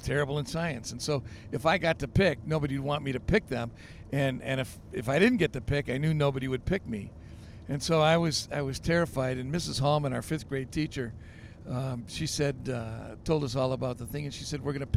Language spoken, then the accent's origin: English; Grand Haven, Michigan, United States; my hometown of Grand Haven, Michigan